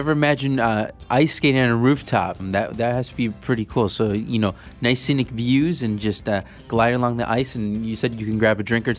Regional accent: Midwest, United States; now in Washington, D.C., United States; I'm actually from the Midwest, I've never ice skated in my life.

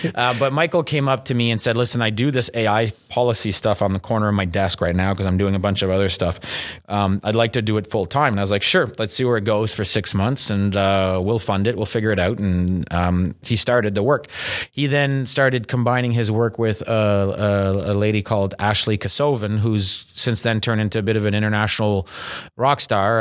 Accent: Canada; we're Canadian

